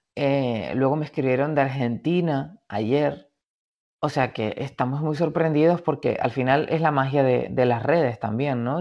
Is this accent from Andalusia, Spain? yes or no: no; Canary Islands, Spain; moved away as an adult; also born or lived in Madrid; la isla, a mi tierra, a mi origen